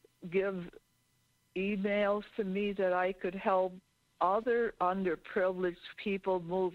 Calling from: Ripon, Wisconsin, United States; from Ripon, Wisconsin.

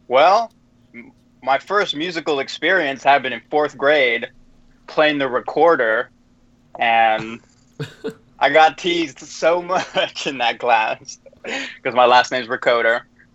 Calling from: Union City, California, United States; I'm coming from Union City, California, which is in the Bay Area.

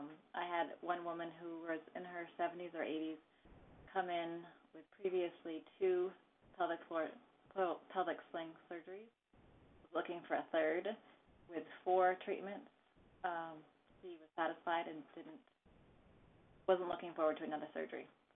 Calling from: New Hampshire, United States; I'm from New Hampshire.

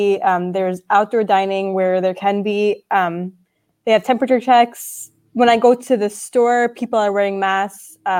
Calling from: Pennsylvania, United States; So I'm calling in from Bucks County, Pennsylvania, which is really close to where Madeline is in Chester County.

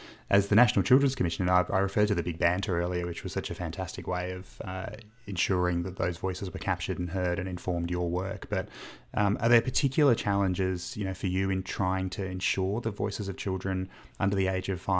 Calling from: Canberra, Australian Capital Territory, Australia; I'm calling from Canberra, Megan

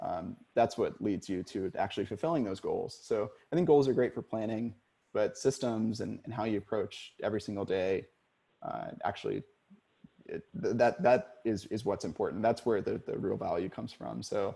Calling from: Portland, Oregon, United States; And I'm calling from Portland, so this is ever true for me right now.

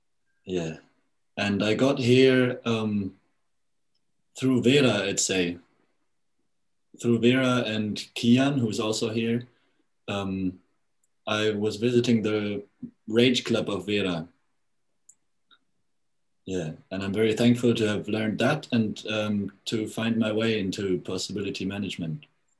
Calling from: Freiburg, Baden-Württemberg, Germany; I'm calling from Freiburg in Germany, in the south.

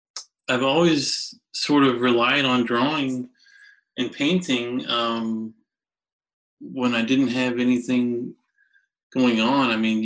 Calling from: Richmond, Virginia, United States; I'm calling just outside of Richmond, Virginia, home of … and ….

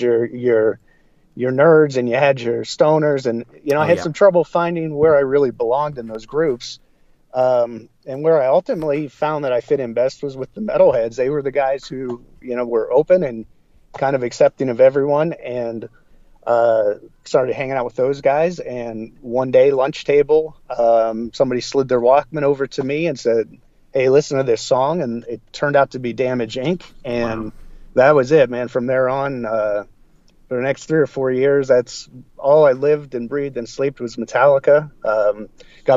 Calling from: Wichita, Kansas, United States; I'm calling from Wichita, Kansas

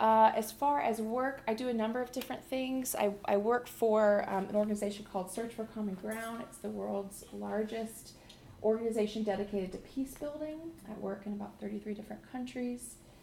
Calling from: Clearwater, Florida, United States; I come to you from Clearwater, Florida, which is part of Tampa Bay on the west coast. So being near the water feels really good and right to me. We don't have mountains in Florida.

